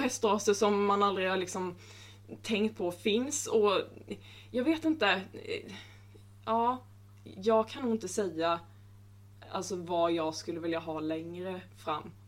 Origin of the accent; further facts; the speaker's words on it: Småland, Sweden; jag är smålänning som ni hör